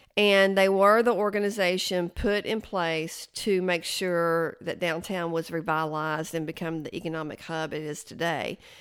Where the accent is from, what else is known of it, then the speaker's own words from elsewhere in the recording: Chattanooga, Tennessee, United States; also born or lived in Athens, Tennessee; I was born in Athens, Tennessee, but I grew up in Chattanooga